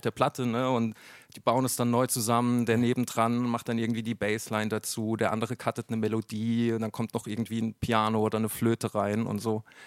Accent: near Mannheim, Baden-Württemberg, Germany; ich bin zwar in Mannheim geboren, ich bin dann aber äh, in, in Catch aufgewachsen, das ist ein paar Kilometer weiter, so ein kleines äh, äh Kaff eigentlich

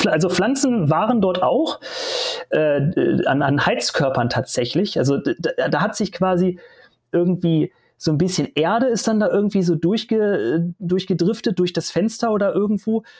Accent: Hanover Region, Lower Saxony, Germany; Ich komme aus der Region Hannover

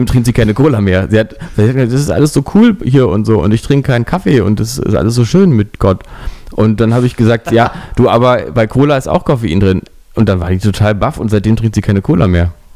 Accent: Berlin, Germany; dass ich Berliner bin

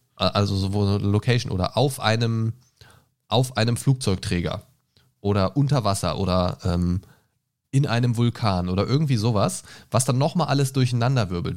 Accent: Göttingen, Lower Saxony, Germany; moved away; Aus meiner alten Heimat Göttingen

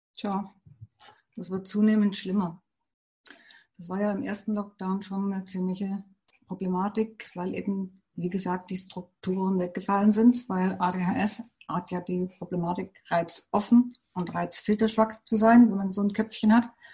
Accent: Germany; bei uns in Deutschland

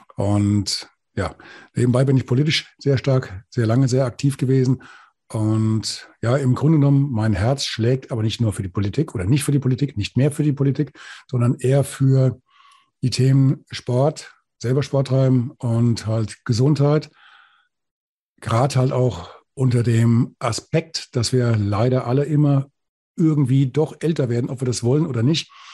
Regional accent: Bad Orb, Hesse, Germany; accent: Hessisch; also born or lived in Thuringia; Ich komme aus, aus dem Hessischen, aus dem Spessart, aus Bad Orb

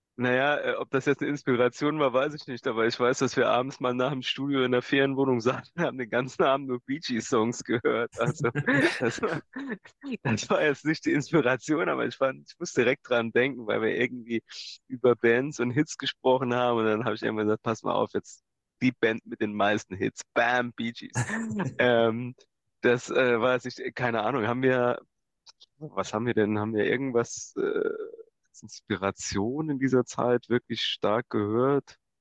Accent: Saarland / Gimbweiler, Germany; wir kommen ja aus dem Saarland und Kimperler ist der erste Ort in Rheinland-Pfalz. Das heißt, also die Schule haben wir weiter im Saarland besucht

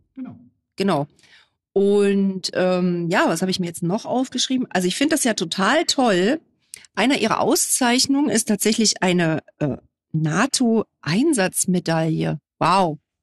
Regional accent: Gera, Thuringia, Germany; ich komme aus Gera

